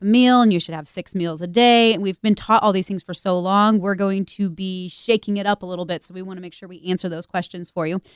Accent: Kansas City, United States; Kansas City is my hometown

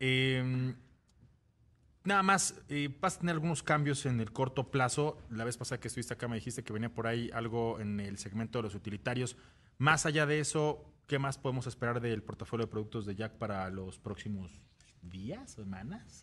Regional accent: Mexico; como mexicanos

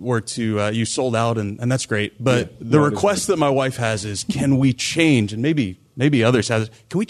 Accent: Alabama, United States; now in Columbus, United States; I grew up in Alabama.

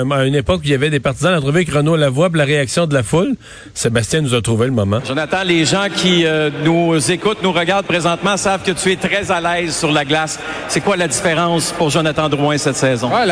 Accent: Quebec, Canada; Comme j'ai dit, on est Québécois ensemble à Montréal

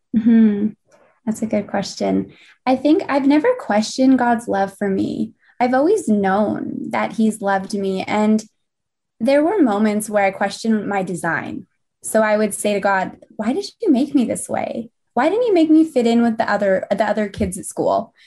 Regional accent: St. Albert, Alberta, Canada; also born or lived in Winnipeg, Manitoba; came back to Saint Albert, and I've called this place home for, since I was ten years old, and I'm almost twenty-seven now. So, definitely grew up here.

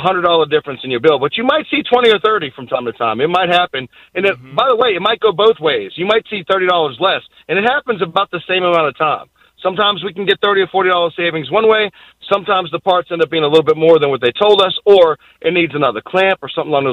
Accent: Boston, Massachusetts, United States; I'm from Boston

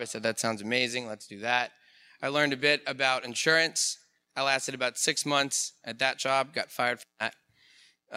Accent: Pittsburgh, Pennsylvania, United States; I'm an entrepreneur from Pittsburgh, Pennsylvania

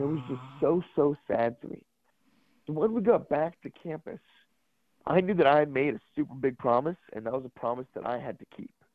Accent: Los Angeles, California, United States; moved away as an adult; I'm from Los Angeles

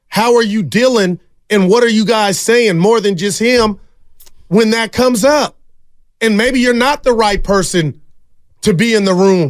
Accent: Union City, California, United States; I'm from Union City, been here my whole life.

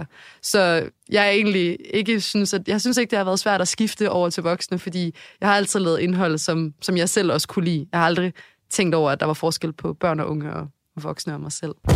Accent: Odense, Southern Denmark, Denmark; accent: Funen (fynsk); also born or lived in Aarhus; now in Copenhagen, Denmark; selvom jeg er fra Odense, så var København ligesom mit hjem også

